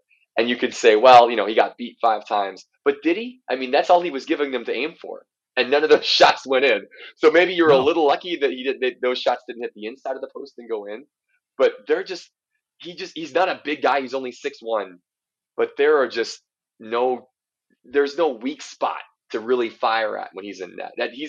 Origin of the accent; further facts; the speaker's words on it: South Dakota, United States; I'm from South Dakota, so, I mean, that's home, right?